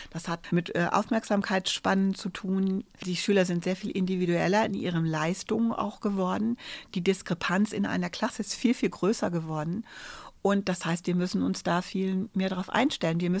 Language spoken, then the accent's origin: German; Bavaria, Germany; Ich komme aus Bayern. Da war das alles ganz anders.